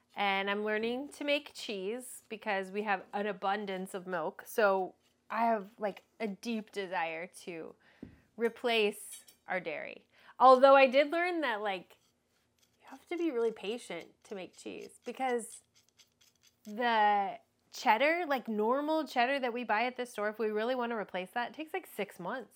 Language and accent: English; Texas, United States; People don't move from Texas, we're Texans